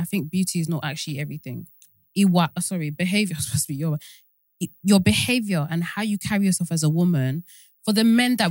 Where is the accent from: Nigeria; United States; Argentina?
Nigeria; as a Nigerian person